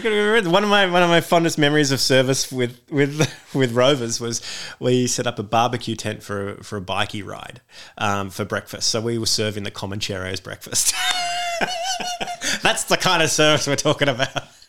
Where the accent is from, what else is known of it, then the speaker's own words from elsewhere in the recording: Sydney, New South Wales, Australia; I grew up in Beecroft in the leafy suburbs of northwest Sydney